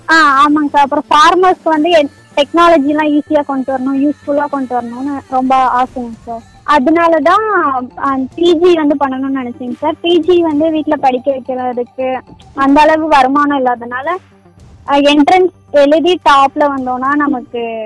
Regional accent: Thandikudi, Tamil Nadu, India; also born or lived in Tiruchirappalli / Periyakulam; என்னோட சொந்த ஊர்னு எடுத்துக்கிட்டீங்கன்னா தாண்டிக்குடி கொடைக்கானல் பக்கத்துல

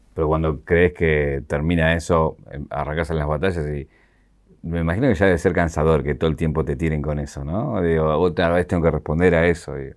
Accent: Argentina; aquí en Argentina

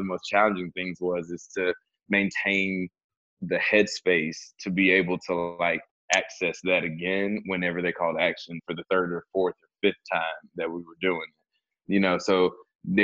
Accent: the South, United States; I'm also from the South

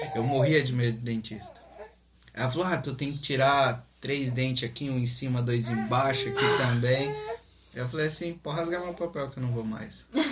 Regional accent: interior of São Paulo, Brazil; moved away; Somos do interior de São Paulo

